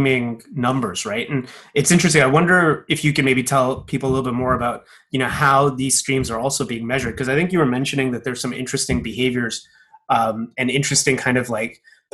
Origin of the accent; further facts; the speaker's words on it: Toronto, Ontario, Canada; moved away; From my hometown, for example, in Toronto